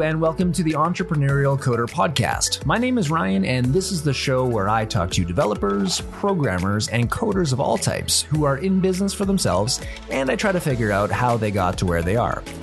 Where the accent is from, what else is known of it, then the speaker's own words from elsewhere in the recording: Northern Canada, Canada; we actually grew up together in the same town. We, we grew up in Northern Canada